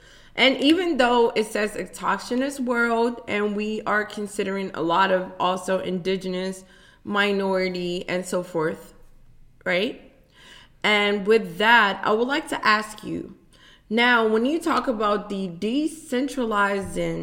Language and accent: English; United States; Me being an African-American student, even though I grew up in Montgomery County